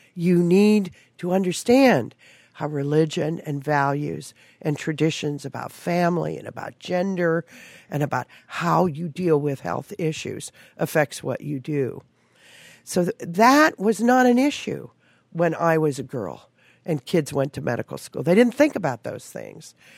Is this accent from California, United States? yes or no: yes; Palm Springs, California, United States; I actually grew up in Palm Springs around the movie business